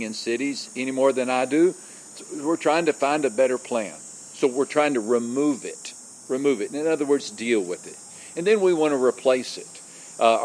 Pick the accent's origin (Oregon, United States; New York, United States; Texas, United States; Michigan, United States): Texas, United States; West; I grew up in West Texas. And West Texas, my small West Texas town